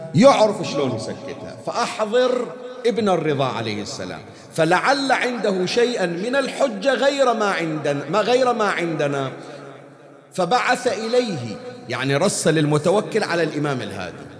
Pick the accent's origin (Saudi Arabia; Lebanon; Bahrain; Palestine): Bahrain; عندنا في البحرين